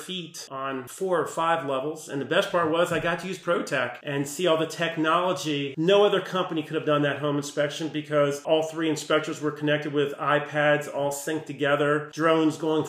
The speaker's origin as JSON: {"language": "English", "town": "Bethesda", "region": "Maryland", "country": "United States", "tie": "born or raised there", "also_born_or_lived": "Potomac, Maryland", "said": "Growing up in Bethesda, went to Walter Johnson."}